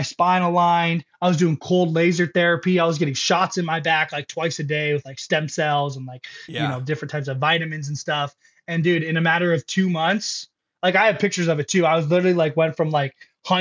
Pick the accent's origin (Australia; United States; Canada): United States; Lake Elsinore, California; I'm from Lake Elsinore